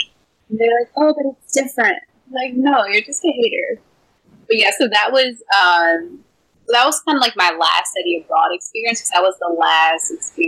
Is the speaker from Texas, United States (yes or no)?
yes; Texas, United States; I'm a Texan.